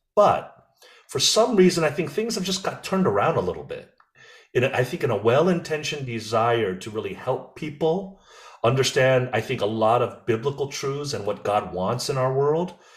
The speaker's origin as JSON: {"language": "English", "country": "United States", "said": "I'm American, but I'm not American. I'm like this hyphenated, I'm a Korean hyphen American"}